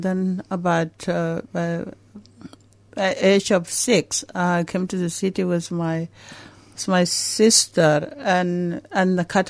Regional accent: Juba, Central Equatoria, South Sudan; also born or lived in Bor, South Sudan; now in Melbourne, Australia; I was born in South Sudan and grew up in capital city of South Sudan as well.

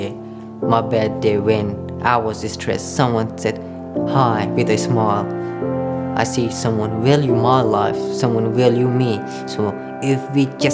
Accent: Pakistan; also born or lived in Afghanistan (ancestry); now in Australia; I belong to Hazara community. I grew up in Pakistan

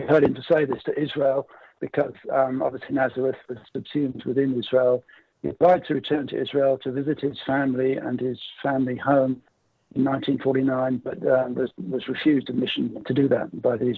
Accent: England, United Kingdom; moved away as an adult; now in Australia; I grew up in England. I'm from England. I came to Australia in 1980.

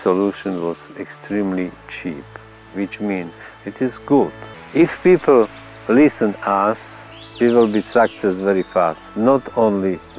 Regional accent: Slovakia; English is a second language

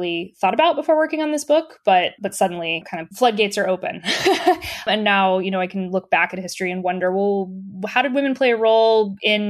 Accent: the South, United States; I'm from the South in the United States

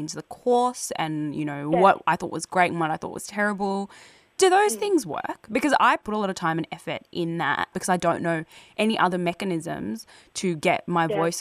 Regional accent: Eritrea; now in Australia; being African Australian, being from Eritrea and being visibly racialized

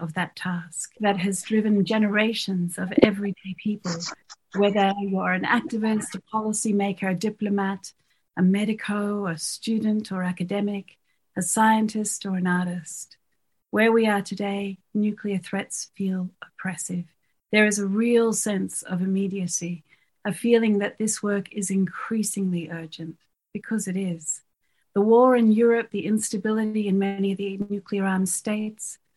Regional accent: Australia; also born or lived in Fiji; having grown up in Australia and the Pacific in the Cold War

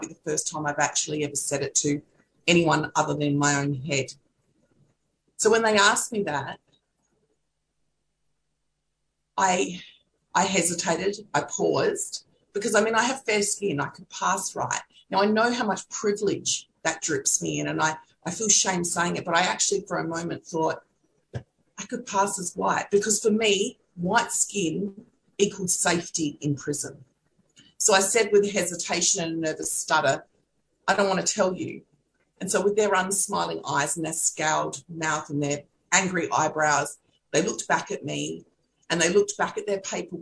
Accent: Kaurna Yerta, South Australia, Australia; I'm a Gunditjmara woman born and raised on Kaurna Yerta

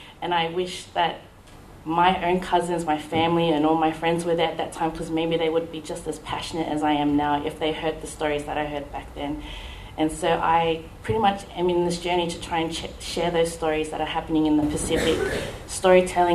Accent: Sydney, New South Wales, Australia; now in Melbourne, Australia; an Australian woman, born and raised in Sydney. And then I migrated myself down here to Melbourne

